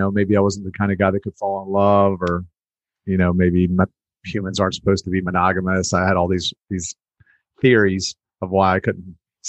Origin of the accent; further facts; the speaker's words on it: Baltimore, Maryland, United States; born there; So yeah, I was born in Baltimore.